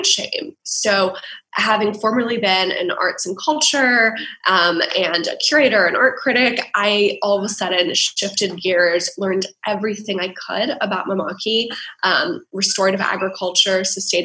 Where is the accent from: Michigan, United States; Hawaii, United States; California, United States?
Hawaii, United States; Honolulu; moved away; also born or lived in Dubai; We launched out of my hometown, Honolulu, on Oahu.